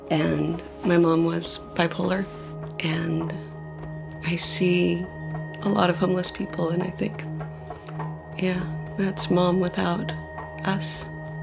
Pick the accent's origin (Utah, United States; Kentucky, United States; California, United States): Utah, United States; Provo; I grew up in Provo, Utah, in kind of the center of Mormon land